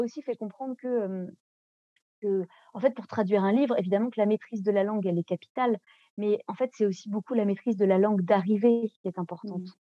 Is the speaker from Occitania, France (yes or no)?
no; Nantes, Pays de la Loire, France; first language French; Moi, j'ai grandi à Nantes